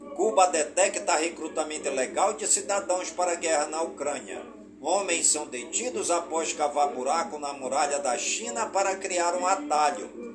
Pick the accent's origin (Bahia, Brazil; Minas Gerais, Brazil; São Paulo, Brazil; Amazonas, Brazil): Amazonas, Brazil; Careiro da Várzea; do Careiro da Vaza, minha cidade natal